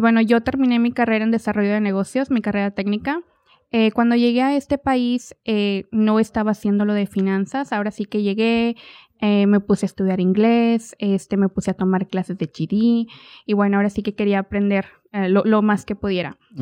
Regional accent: Ramos Arizpe, Coahuila, Mexico; moved away as an adult; also born or lived in Guanajuato, Mexico; now in Oklahoma, United States; Soy originaria de Guanajuato, eh, pero desde muy chiquita mis papás se movieron para Coahuila. Entonces yo crecí en Coahuila, de una ciudad pequeña, Ramos Arizpe

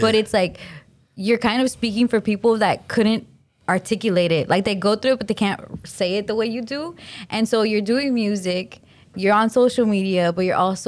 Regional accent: Glendale, California, United States; And I'm from Glendale.

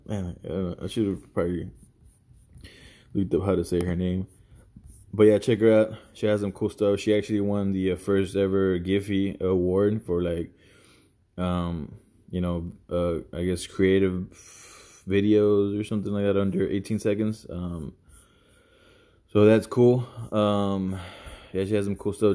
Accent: Houston, Texas, United States; growing up where I did, whatever, uh, Houston

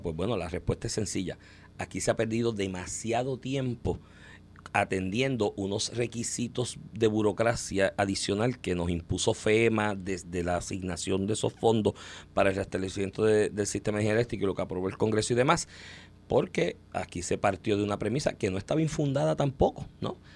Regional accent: Comerío, Puerto Rico; si tú vives en Comerío, por ejemplo, que yo soy de Comerío

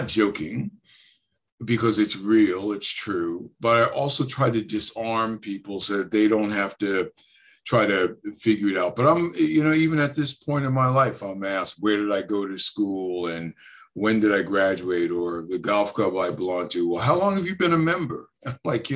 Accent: New Jersey, United States; moved away; also born or lived in Chicago; I'm from Jersey, North Jersey, as a matter of fact.

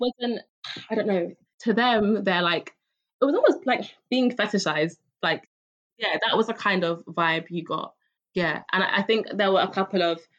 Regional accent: London, United Kingdom; I'm from Hackney

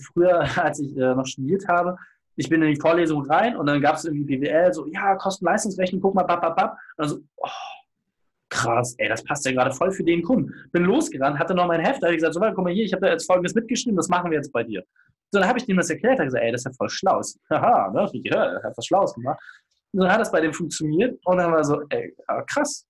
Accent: Hamburg, Germany; als Hamburger

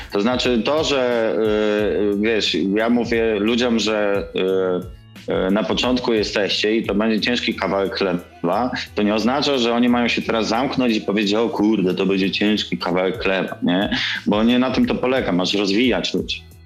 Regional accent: Kielce, Świętokrzyskie Voivodeship, Poland; moved away as an adult; also born or lived in Gdynia; jestem facetem z Kielc

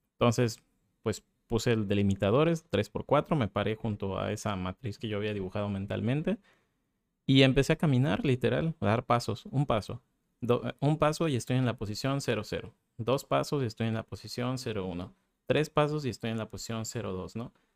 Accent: Mérida, Yucatán, Mexico; en mi ciudad natal, en Mérida

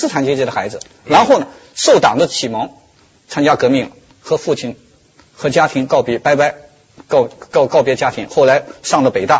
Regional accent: China; 毛泽东时代是我们中国人丧失最多的东最多的东西是什么？我认为是爱。

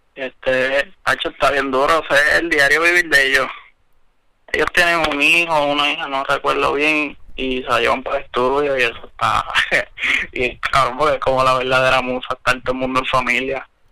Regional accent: Ponce, Puerto Rico; Yo soy del sur de Ponce

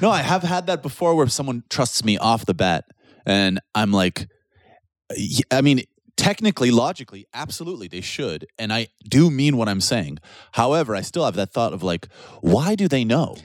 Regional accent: Canada; now in Poland; being Canadian

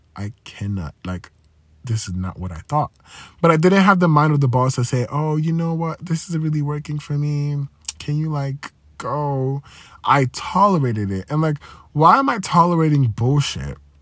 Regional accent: Nigeria; growing up in Nigeria, you know, religion, Christianity

